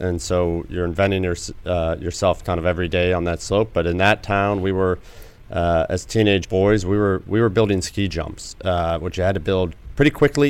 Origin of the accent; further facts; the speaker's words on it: Ilion, New York, United States; Small town, mill town in upstate New York called Ilion.